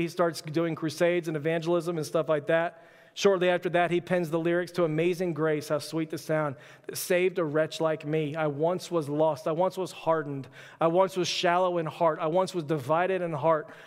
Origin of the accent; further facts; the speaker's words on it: Texas, United States; also born or lived in Florida; I was born in Florida, quickly moved to Texas, uh, my first year